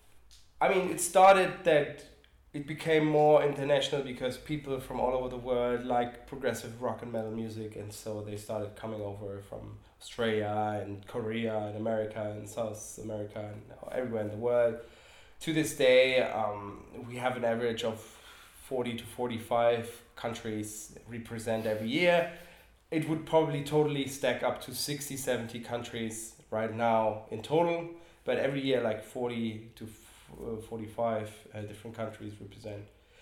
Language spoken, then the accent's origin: English; Berlin, Germany; moved away as an adult; now in Cologne, Germany; I'm originally from Berlin, but I've been living in Koln over 20 years.